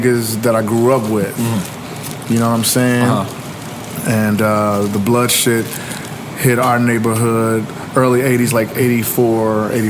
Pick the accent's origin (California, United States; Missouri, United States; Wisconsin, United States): Missouri, United States; Kansas City; my hometown, Kansas City.